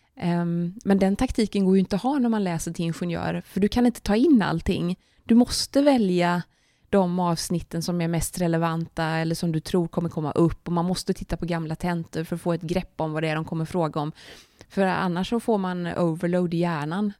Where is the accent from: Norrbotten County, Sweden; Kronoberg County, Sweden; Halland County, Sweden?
Halland County, Sweden; Kungsbacka; Jag är uppvuxen i Kungsbacka som ligger strax söder om Göteborg.